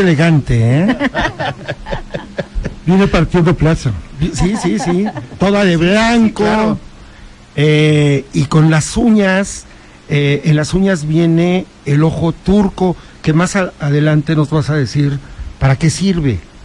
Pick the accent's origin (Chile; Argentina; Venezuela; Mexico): Mexico; Huauchinango, Puebla; yo nací en Huachinango